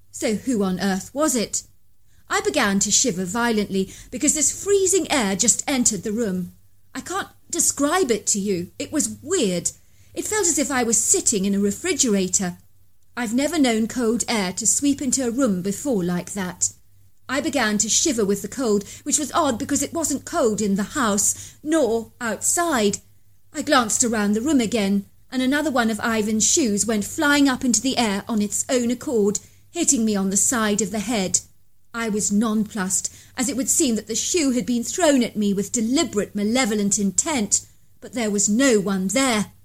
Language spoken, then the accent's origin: English; Zionsville, Indiana, United States; I'm from Zionsville, which is often referred to as a town within the park. It's located northwest of Indianapolis.